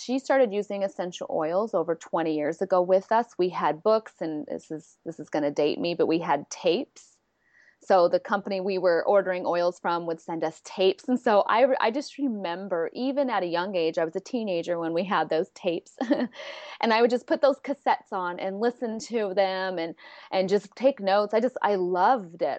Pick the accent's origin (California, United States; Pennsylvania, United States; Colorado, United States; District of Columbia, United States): California, United States; San Diego; I'm from San Diego, California